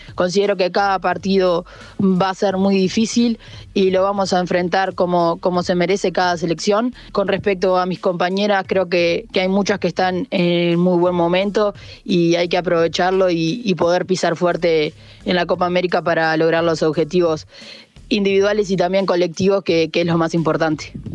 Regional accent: Uruguay; como uruguaya

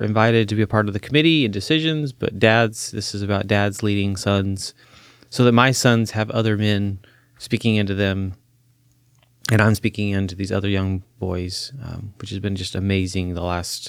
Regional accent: Chile; My dad was a Boy Scout and did all that, but then I grew up in Chile, South America, and there wasn't that, so he didn't get to do that with me.

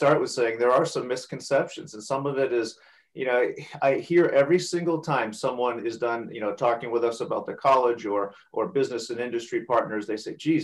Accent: Franklin, New Hampshire, United States; also born or lived in Boston, Massachusetts; I'm a New Hampshire guy through and through, born and raised in Franklin, New Hampshire

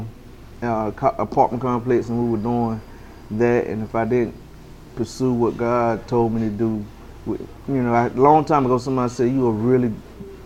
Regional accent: Farmville, North Carolina, United States; I'm from Farmville, you know, I graduated from Farm Central

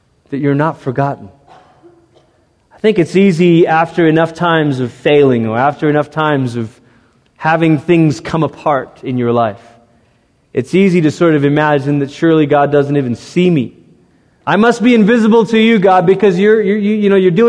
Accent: United States; as American Christians

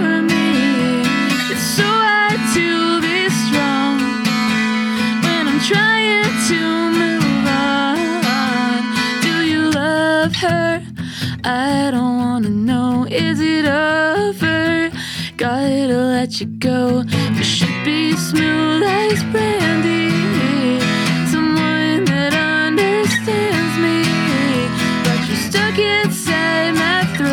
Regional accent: Boston, Massachusetts, United States; moved away; also born or lived in Wales; I grew up in Boston

